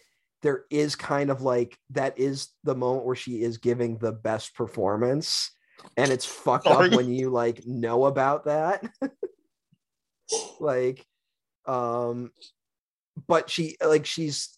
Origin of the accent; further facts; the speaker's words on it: Syracuse, New York, United States; filmed in my hometown